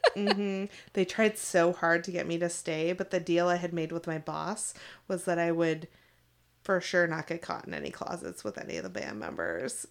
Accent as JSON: {"language": "English", "town": "Seattle", "region": "Washington", "country": "United States", "said": "I was from Seattle"}